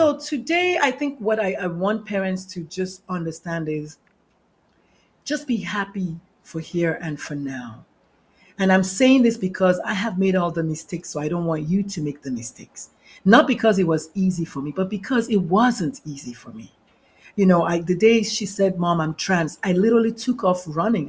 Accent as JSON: {"language": "English", "country": "Nigeria", "tie": "born or raised there", "also_born_or_lived": "northern Nigeria", "moved": "yes", "said": "I'm the Nigerian-born Catholic mother of a transgender adult"}